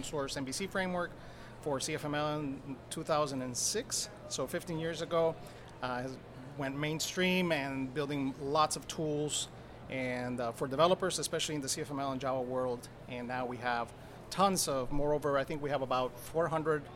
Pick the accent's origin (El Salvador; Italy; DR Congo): El Salvador; I was born in El Salvador.